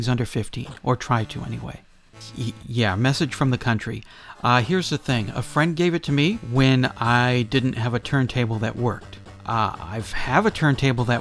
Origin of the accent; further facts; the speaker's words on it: United States; also born or lived in Phoenix; I'm an American